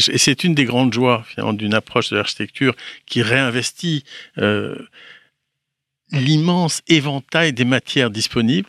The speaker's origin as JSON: {"language": "French", "region": "Brittany", "country": "France", "said": "Je suis breton"}